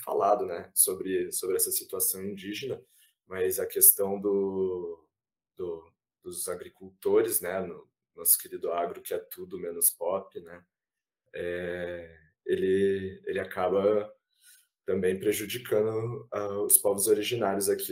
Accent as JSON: {"language": "Portuguese", "town": "Ponta Grossa", "region": "Paraná", "country": "Brazil", "tie": "born or raised there", "also_born_or_lived": "Curitiba", "lives_now": "Maringá, Brazil", "said": "apesar de ter nascido em Curitiba, é, morei pouco em Curitiba, morei muito tempo em Ponta Grossa"}